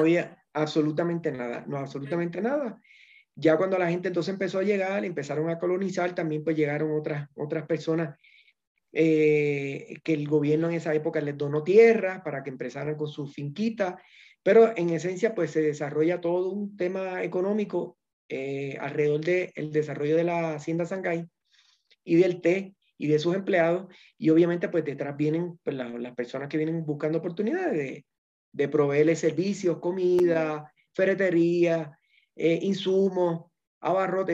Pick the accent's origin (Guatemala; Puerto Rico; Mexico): Puerto Rico; moved away as an adult; now in Ecuador; Puerto Rico, que es de donde yo soy